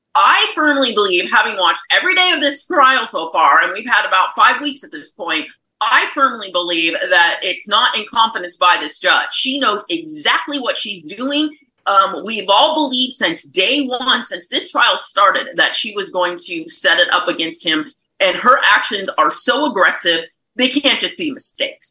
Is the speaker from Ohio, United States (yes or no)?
no; Maricopa County, Arizona, United States; I'm from Maricopa County